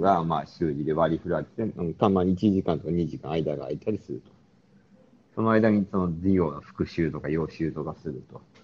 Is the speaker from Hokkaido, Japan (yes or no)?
yes; Sapporo, Hokkaido, Japan; moved away; 俺が札幌出身でよくしょっちゅう帰るので